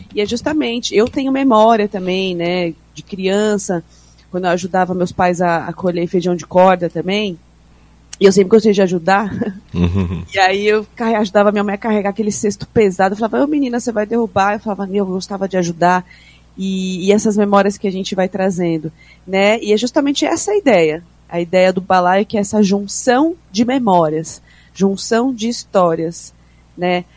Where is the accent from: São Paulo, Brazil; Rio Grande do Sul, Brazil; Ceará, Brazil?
São Paulo, Brazil; Eu sou paulistana